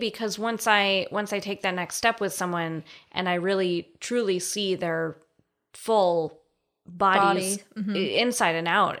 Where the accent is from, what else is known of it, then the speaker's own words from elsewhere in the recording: Colorado, United States; Oh, Colorado.